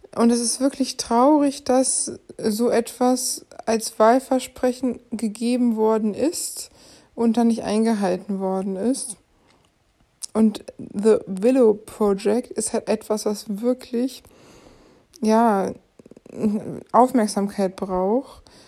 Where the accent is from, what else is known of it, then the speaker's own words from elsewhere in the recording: Germany; wir als Deutsche